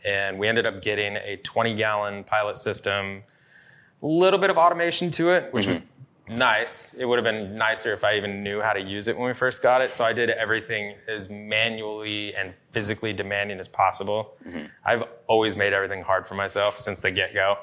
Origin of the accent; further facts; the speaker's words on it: Yakima, Washington, United States; growing up in Yakima